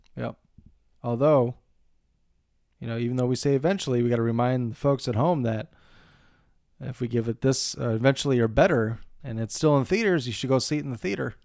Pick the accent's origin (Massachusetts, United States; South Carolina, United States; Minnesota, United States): Minnesota, United States; Montevideo; my hometown of Montevideo